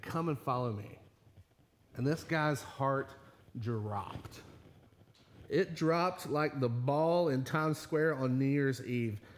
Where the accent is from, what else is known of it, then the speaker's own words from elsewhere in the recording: Virginia, United States; moved away; I grew up in the Baptist church, a little Baptist church back in Virginia